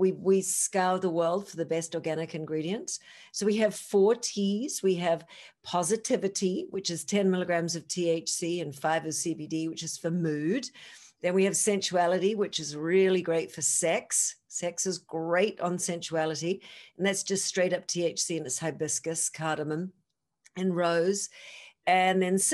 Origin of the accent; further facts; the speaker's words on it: New Zealand; moved away; I'm from New Zealand.